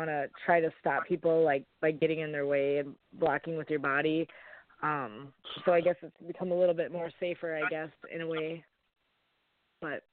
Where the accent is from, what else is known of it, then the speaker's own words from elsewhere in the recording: Minneapolis, Minnesota, United States; also born or lived in Fargo, North Dakota; I'm from the Minneapolis area